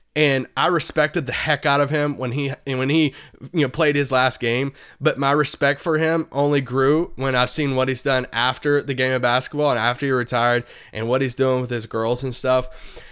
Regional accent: Kentucky, United States; I grew up in Kentucky

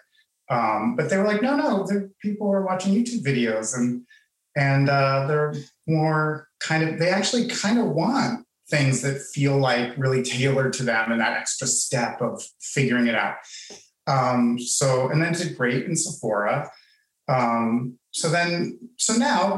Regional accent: Pittsburgh, Pennsylvania, United States; moved away; also born or lived in Miami; I'm from Pittsburgh

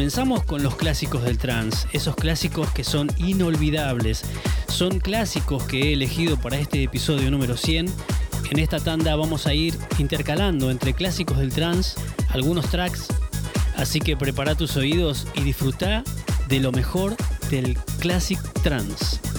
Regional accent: Argentina; nuestros talentos argentinos

